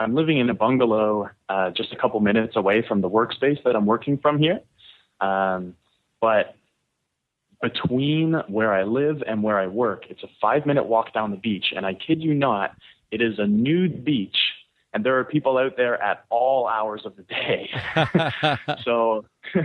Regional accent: Toronto, Ontario, Canada; moved away; I'm from Toronto, Canada.

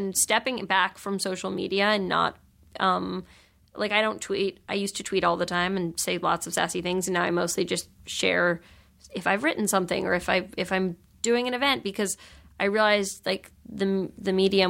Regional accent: New York, United States; you know, I grew up in New York, and there's a lot of, like, sort of, like, that's, you know, the home of, like, you know, sassy literary gatherings and Gawker and Jezebel.

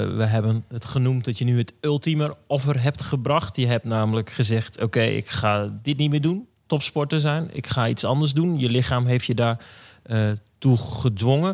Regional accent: Drenthe, Netherlands; ik kom uit Drenthe

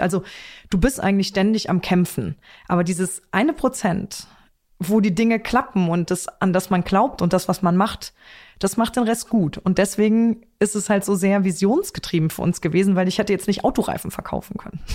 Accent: Trier, Rhineland-Palatinate, Germany; in meiner Heimat

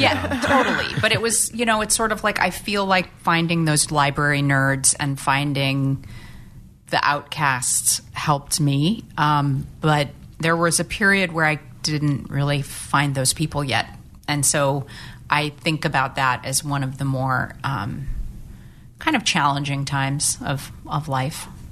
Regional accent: St. Louis, Missouri, United States; when I was growing up in St. Louis

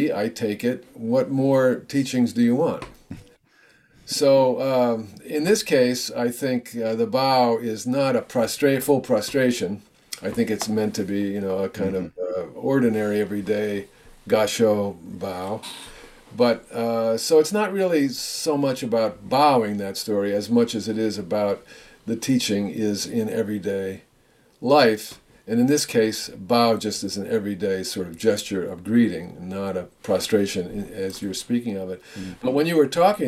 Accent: United States; I'm an American too.

